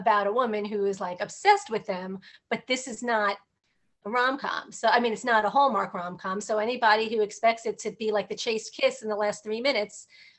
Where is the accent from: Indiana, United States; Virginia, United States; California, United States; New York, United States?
New York, United States; New York City; I'm from Manhattan